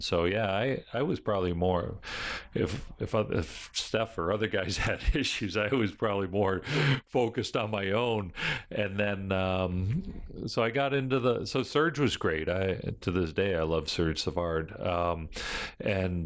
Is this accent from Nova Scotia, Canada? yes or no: no; Fort Erie, Ontario, Canada; also born or lived in Buffalo, New York, United States; I was born in Buffalo, New York, but grew up in Canada